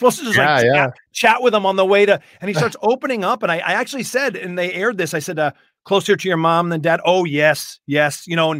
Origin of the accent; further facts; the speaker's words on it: Boston, Massachusetts, United States; I grew up in and around New England and Boston.